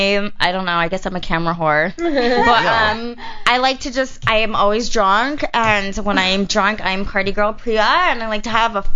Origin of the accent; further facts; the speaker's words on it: Phoenix, Arizona, United States; moved away; I was raised in Phoenix, Arizona.